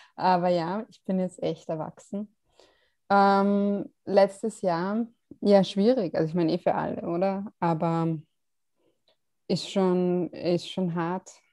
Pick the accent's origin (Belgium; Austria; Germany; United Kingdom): Austria; Vienna; Aus Wien. Ich bin eine von diesen tatsächlich echten Wienerinnen.